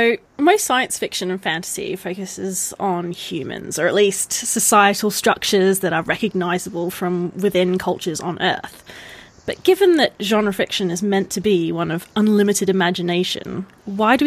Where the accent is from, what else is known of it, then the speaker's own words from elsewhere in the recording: Australia; I'm Australian